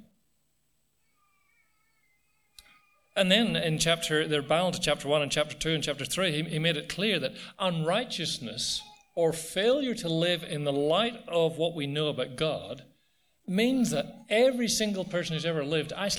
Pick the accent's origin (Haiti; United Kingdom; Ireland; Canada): Ireland; now in Australia; I come from Ireland